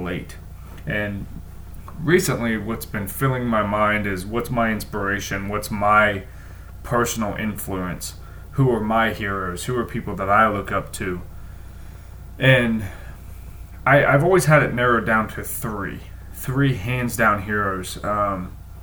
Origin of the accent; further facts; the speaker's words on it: Columbus, Ohio, United States; where I grew up in Columbus